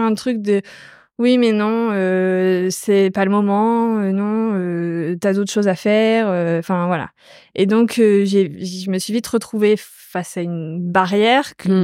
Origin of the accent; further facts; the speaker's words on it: Normandy, France; je viens de Normandie, dans un petit village euh, autour de ma maison, il n'y a que des champs